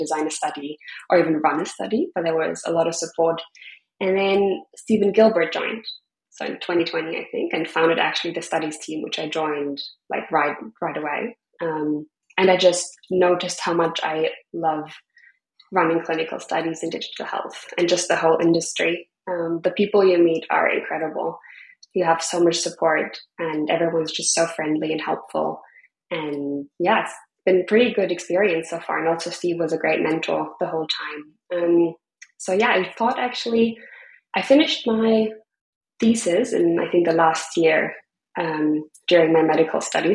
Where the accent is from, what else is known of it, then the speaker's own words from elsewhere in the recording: Freiburg, Baden-Württemberg, Germany; moved away as an adult; also born or lived in Berlin; now in Bali, Indonesia; my hometown in Freiburg